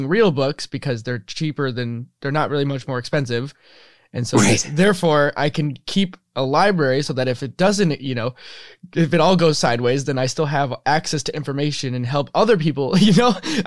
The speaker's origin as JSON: {"language": "English", "region": "Midwest", "country": "United States", "tie": "born or raised there", "said": "we grew up in the Midwest and in very similar locations."}